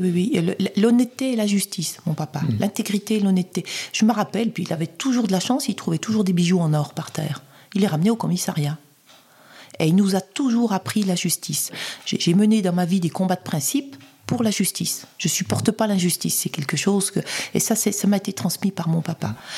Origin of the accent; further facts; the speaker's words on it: Saint-Claude, Bourgogne-Franche-Comté, France; à Saint-Claude, ville où je suis né, dans le Haut-Jura